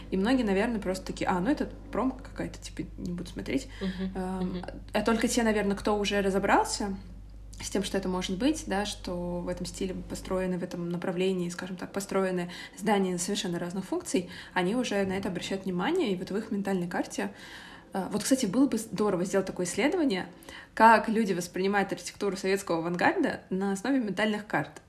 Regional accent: Moscow, Russia; Я из Москвы, из Москвы. И я росла вообще, даже мне кажется, в такой не до Москве, потому что я росла в Митино.

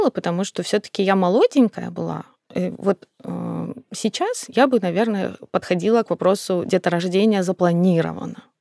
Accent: North Caucasus, Russia; born there; Я сама родилась на Кавказе. И для Кавказа это абсолютно нормальная история.

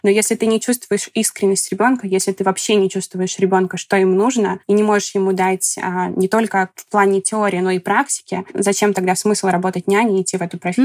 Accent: Kursk, Kursk Oblast, Russia; moved away as an adult; also born or lived in Moscow; now in United States; до этого работала в Курске, я из Курска, это маленький город.

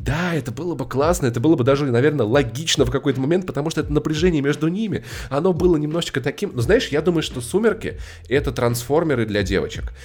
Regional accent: Voronezh, Voronezh Oblast, Russia; Я воронежец

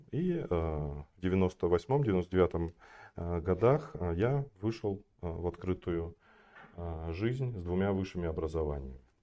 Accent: Kostanay Region, Kazakhstan; я родился и вырос я в Казахстане, на севере, Куста, э, на севере Казахстана, в городе Кустанай, сейчас он Кустанай называется. А, я родился не в самом городе, родился в э, небольшом поселке, еще в 100 километрах от э, Кустаная.

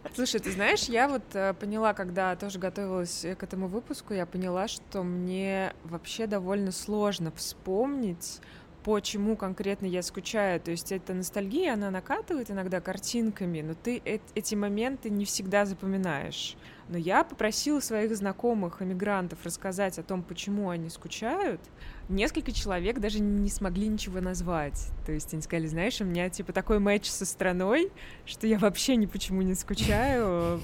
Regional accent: Tver, Tver Oblast, Russia; moved away as an adult; also born or lived in Moscow; now in Dubai, United Arab Emirates; Я из Твери

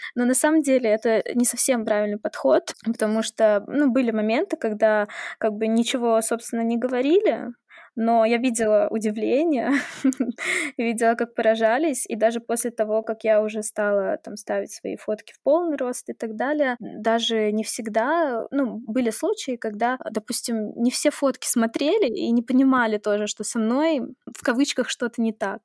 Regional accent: Saint Petersburg, Russia; мне 26, я из Санкт-Петербурга

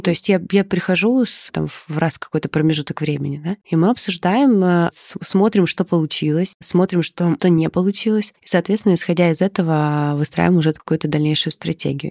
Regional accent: Odesa, Odesa Oblast, Ukraine; now in Moscow, Russia; я сама из Одессы, и когда-то там в 12-13 лет я очень много, много где работала

